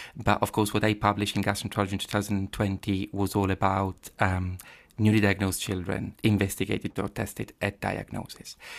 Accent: Padua, Veneto, Italy; English is a second language; moved away as an adult; also born or lived in Cambridge, United Kingdom; now in London, United Kingdom; I was born in Padova, um, yeah, I grew up there, uh, definitely from there

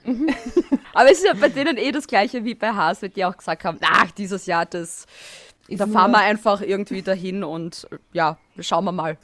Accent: Styria, Austria; moved away as an adult; now in Vienna, Austria; Ich bin Steirerin in Wien und ich wohne neben dem Red Bull Ring eigentlich. Also das sind meine Roots her

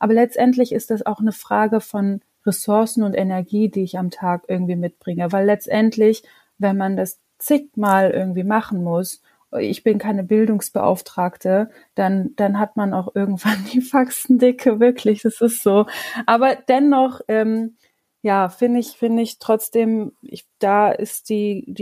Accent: Monheim, North Rhine-Westphalia, Germany; Manchmal sage ich, bin, ich bin aus Monheim oder ich bin gewürdigte Düsseldorferin

